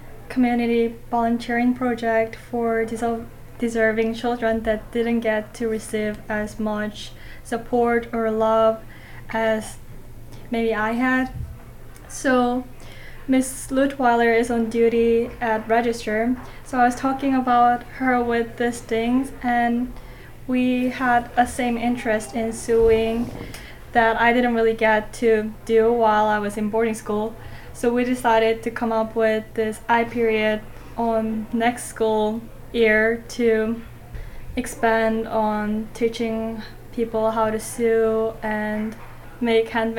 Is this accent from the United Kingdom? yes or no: no; South Korea; now in Rome, United States; I'm a dorm student from South Korea